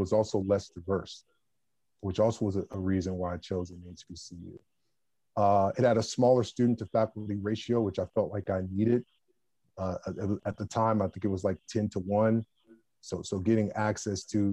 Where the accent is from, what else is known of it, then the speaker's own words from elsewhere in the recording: Columbus, Ohio, United States; my hometown